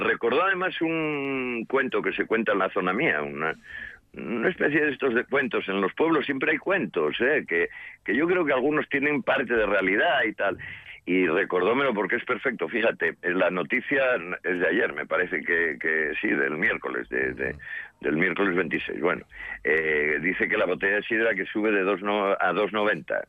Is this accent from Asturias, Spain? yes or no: yes; Santa Eulalia de Oscos, Asturias, Spain; mi pueblo